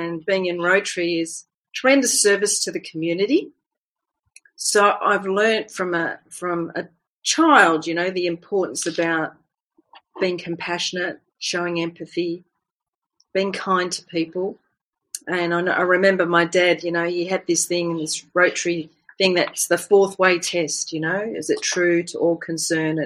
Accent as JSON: {"language": "English", "country": "Fiji", "tie": "born or raised there", "said": "I was born in the Fiji Islands"}